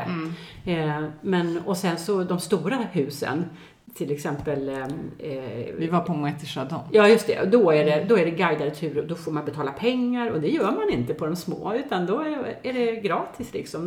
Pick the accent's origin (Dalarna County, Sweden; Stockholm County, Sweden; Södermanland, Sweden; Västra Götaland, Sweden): Västra Götaland, Sweden; Gothenburg; moved away; also born or lived in Mallorca; jag är född och uppvuxen i Göteborg